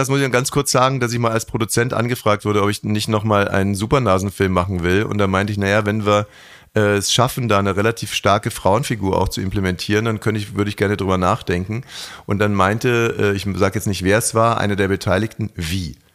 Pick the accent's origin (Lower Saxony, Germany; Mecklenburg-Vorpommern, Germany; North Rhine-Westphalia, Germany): Mecklenburg-Vorpommern, Germany; Greifswald; Greifswald sind wir geboren.